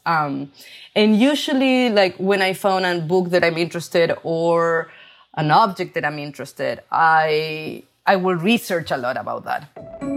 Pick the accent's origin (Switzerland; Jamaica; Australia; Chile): Chile; English is a second language; moved away as an adult; now in New York, United States; I grew up in Chile